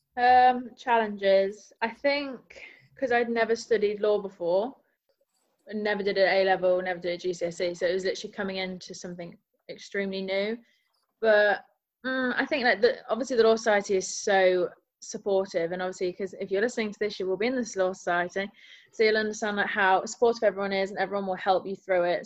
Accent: Nottingham, East Midlands, United Kingdom; moved away as an adult; now in Leeds, United Kingdom; I'm from Nottingham

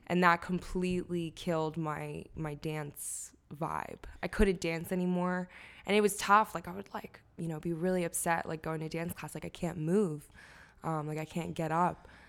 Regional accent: Lansdale, Pennsylvania, United States; also born or lived in Chicago; I grew up in Lansdale

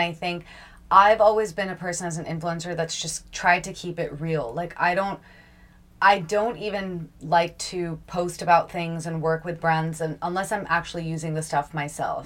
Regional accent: Long Island, New York, United States; moved away; also born or lived in India; I was born and brought up in New York, and I I grew up on Long Island

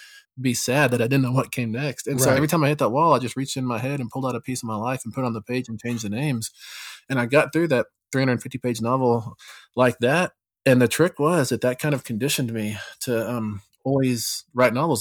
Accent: Texas, United States; moved away; back home where I grew up in Texas

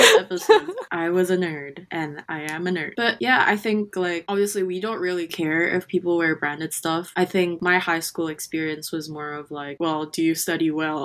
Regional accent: Jakarta, Indonesia; now in Australia; I'm from Jakarta

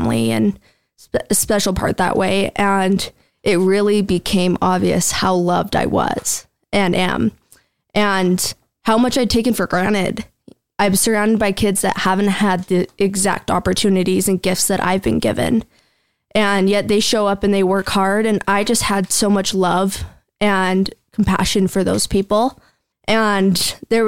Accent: Cache Valley, Utah, United States; We came from Cache Valley, same area

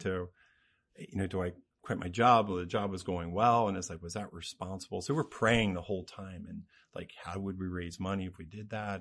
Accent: Cincinnati, Ohio, United States; now in Lancaster, United States; I'm from the Cincinnati area

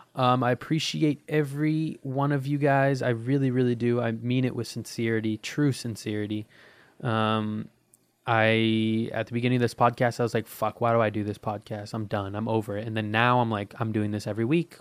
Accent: United States; I'm American

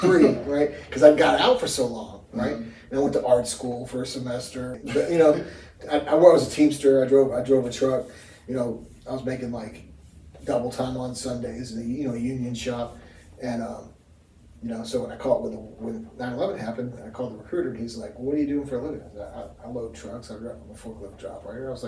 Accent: Kentucky, United States; we're probably all from Kentucky

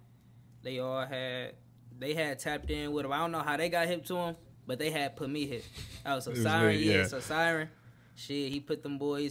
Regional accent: Detroit, Michigan, United States; I'm from Detroit, Michigan

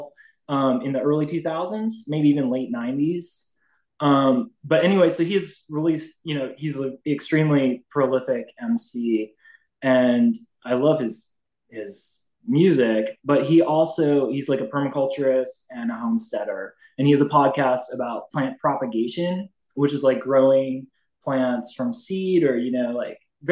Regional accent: Northern Virginia, United States; I grew up in Northern Virginia

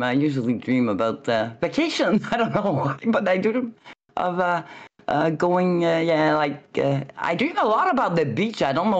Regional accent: Montreal, Quebec, Canada; I was from Montreal

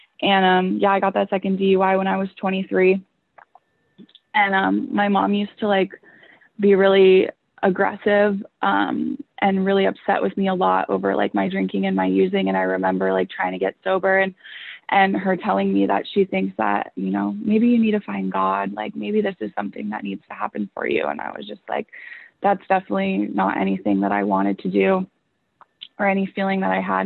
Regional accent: Huntington Beach, California, United States; I'm actually from Orange County, and I grew up in Huntington Beach

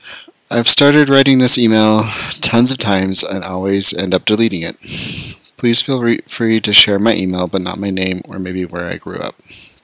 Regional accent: Utah, United States; I grew up in Utah, in a super small town where almost everyone is Mormon.

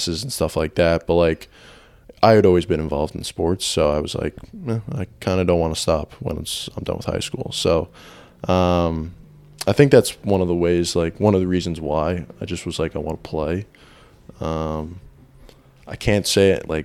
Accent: Westchester County, New York, United States; moved away; from New York originally

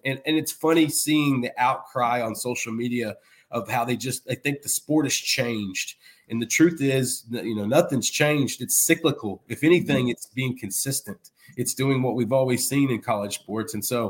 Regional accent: Alabama, United States; No, I was from Alabama. From Alabama.

